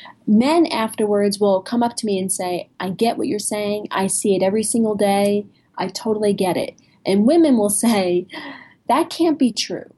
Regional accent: New Jersey, United States; I'm from New Jersey.

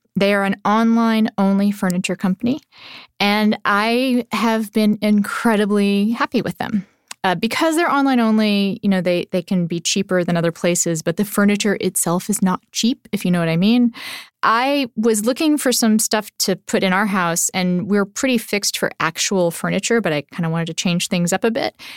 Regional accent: Nebraska, United States; I grew up in Nebraska

